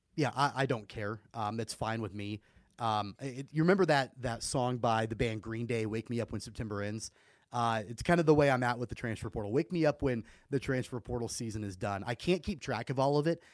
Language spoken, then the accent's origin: English; Wichita, Kansas, United States; I'm from Wichita. I was born and raised here, grew up going to Wichita Wranglers games